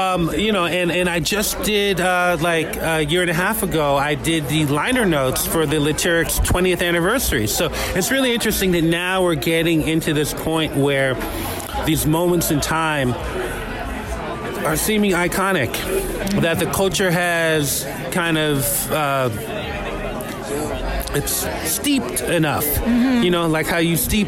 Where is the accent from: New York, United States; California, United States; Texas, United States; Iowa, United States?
California, United States; Berkeley; the street I grew up in Berkeley